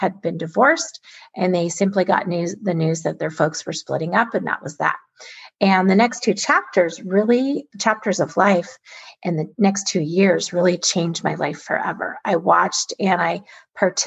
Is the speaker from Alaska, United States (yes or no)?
yes; Alaska, United States; I was born and raised in Alaska, an amazing place to grow up